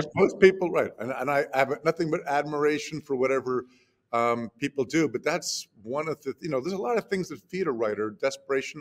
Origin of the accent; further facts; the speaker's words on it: New Jersey, United States; my hometown in new jersey